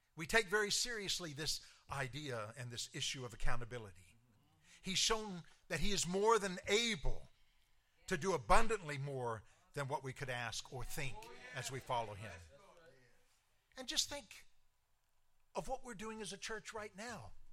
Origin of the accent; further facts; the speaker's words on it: Clarksville, Tennessee, United States; moved away; my hometown, Clarksville, Tennessee